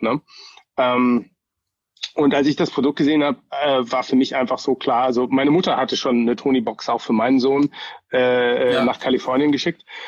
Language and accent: German; Germany; now in Bay Area, United States; ich bin ja schon auch so ein bisschen als Deutscher groß geworden